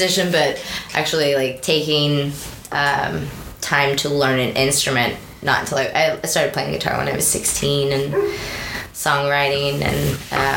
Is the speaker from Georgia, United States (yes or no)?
yes; Atlanta, Georgia, United States; I'm from Atlanta